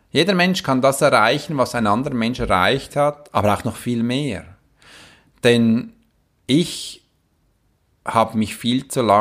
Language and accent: German; Switzerland; ich kann auch als Schweizer Soldat in einem Kämpfengebiet stehen, das geht auch.